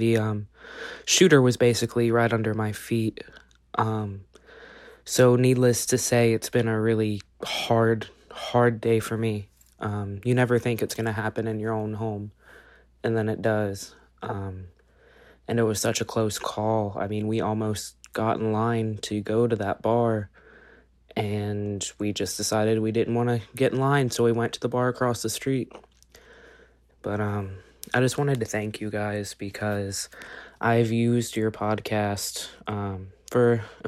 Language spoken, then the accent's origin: English; Dayton, Ohio, United States; I'm from Dayton, Ohio